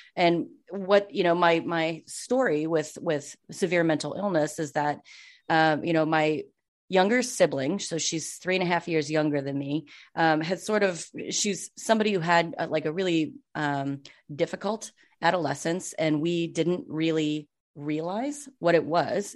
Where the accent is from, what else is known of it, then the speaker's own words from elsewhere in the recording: Minnesota, United States; also born or lived in Western Wisconsin; I'm from Minnesota, as Mindy said. And so, like, I lived in Minnesota. My, my family is actually from Western Wisconsin